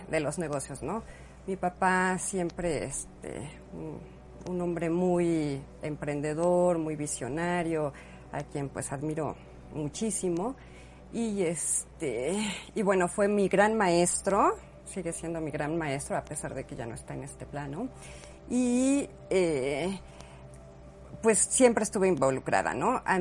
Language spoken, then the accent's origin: Spanish; Tulancingo, Hidalgo, Mexico; Sí, sí, sí, mis papás son de Tulancingo, crecimos en Tulancingo.